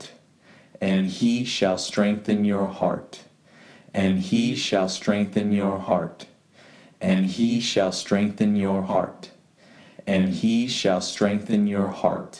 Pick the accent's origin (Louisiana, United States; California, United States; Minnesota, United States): California, United States; San Jose; I'm from San Jose, California